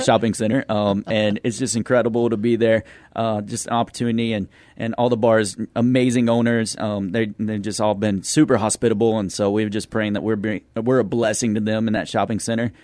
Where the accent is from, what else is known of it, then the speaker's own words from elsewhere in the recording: Midland, Texas, United States; moved away as an adult; now in San Antonio, United States; we're from Midland, Texas.